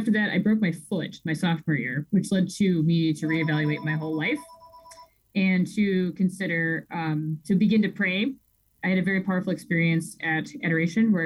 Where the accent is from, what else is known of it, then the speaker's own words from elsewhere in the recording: Rockford, Illinois, United States; born and raised in Rockford, Illinois, where I was raised Catholic